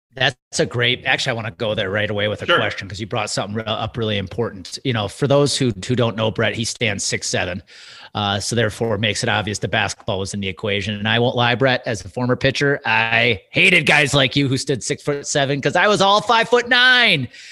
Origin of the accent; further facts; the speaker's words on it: Wisconsin, United States; Being a kid growing up in Wisconsin